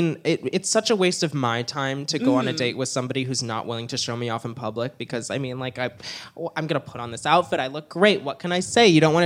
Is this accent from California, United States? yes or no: no; Woodstock, Illinois, United States; born or raised there; moved away as an adult; now in Los Angeles, United States